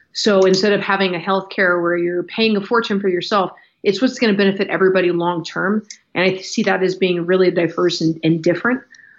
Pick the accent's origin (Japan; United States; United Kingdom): Japan; Okinawa; Okinawa is where I identify as being home. It's where I connect with culturally. It's the background that I recognize more than anything.